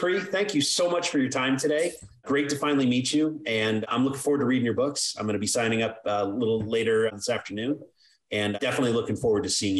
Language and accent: English; Ireland; So I always joke, I'm an Irishman, right?